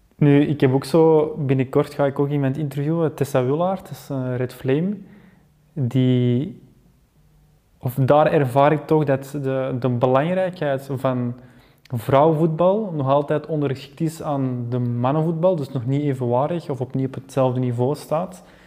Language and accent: Dutch; Belgium; als Belgen, als land